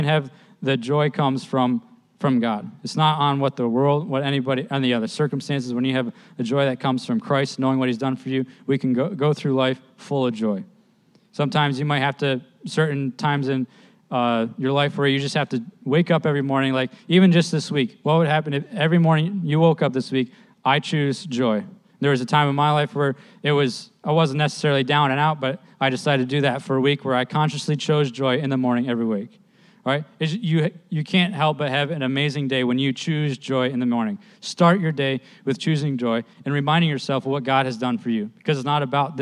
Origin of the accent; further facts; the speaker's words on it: East New York, United States; I grew up in East New York